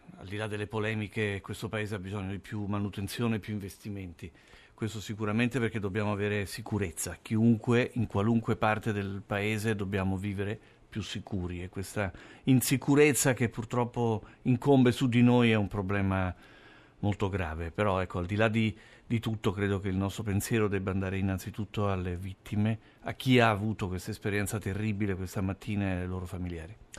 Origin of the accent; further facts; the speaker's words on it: Rome, Lazio, Italy; moved away as an adult; also born or lived in Milan; sono italiano, sono romano, sono nato a Roma, ho vissuto, studiato, ho lavorato a Roma